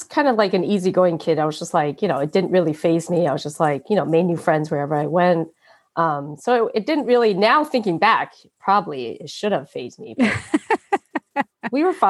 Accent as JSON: {"language": "English", "country": "United States", "tie": "born or raised there", "also_born_or_lived": "Taiwan", "said": "Like all over the United States. I think we landed in California first because my mom had sisters and brothers that were living there at the time. So we started there and then we went to, I think, Georgia and then Illinois and then Pennsylvania"}